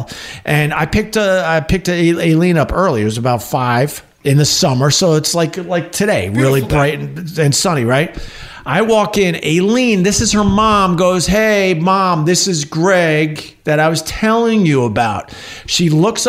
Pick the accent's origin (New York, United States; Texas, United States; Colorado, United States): New York, United States; Long Island; I'm from Long Island. So I go home for the summer